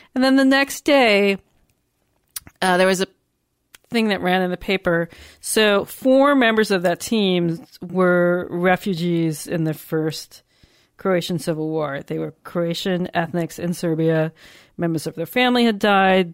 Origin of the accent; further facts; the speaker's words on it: United States; being American